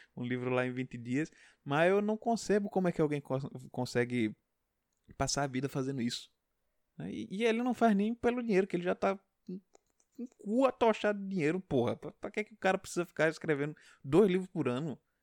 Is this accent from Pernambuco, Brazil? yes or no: yes; Pernambuco, Brazil; não digo que sou pernambucano, até disfaço um pouco meu sotaque